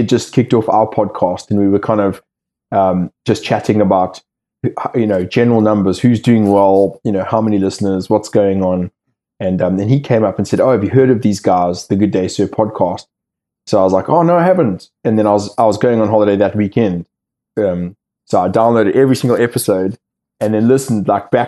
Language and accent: English; South Africa; moved away as an adult; now in United Kingdom; I left South Africa 13 years ago